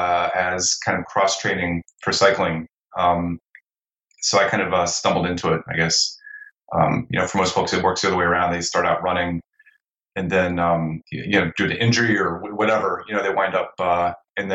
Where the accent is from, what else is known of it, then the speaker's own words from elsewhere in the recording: South Central Ohio, United States; now in Portland, United States; I have grown up or did grow up, it happened in South Central Ohio here in the States. You know, I lived in a pretty small town, pretty rural